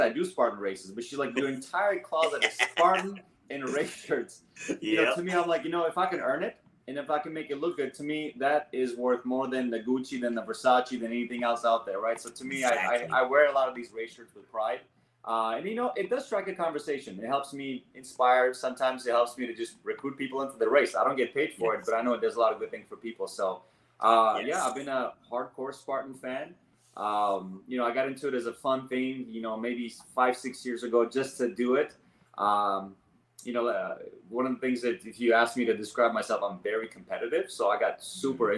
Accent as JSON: {"language": "English", "country": "Armenia", "tie": "born or raised there", "also_born_or_lived": "Los Angeles, United States / Oregon, United States / Seattle, Washington, United States", "moved": "yes", "lives_now": "Washington State, United States", "said": "I'm actually born and raised in Armenia"}